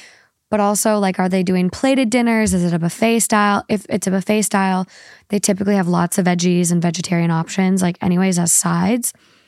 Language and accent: English; Spain; born there; I was born in Spain and most of my family lives there, from both my mom and dad's side.